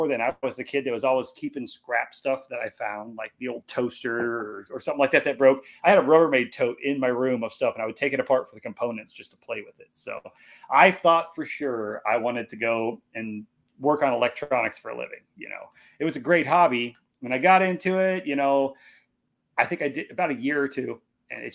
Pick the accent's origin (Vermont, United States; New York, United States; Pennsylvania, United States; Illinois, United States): Illinois, United States; also born or lived in Iowa; I was born in Iowa, grew up in Illinois, just right on the other side over by the Mississippi River.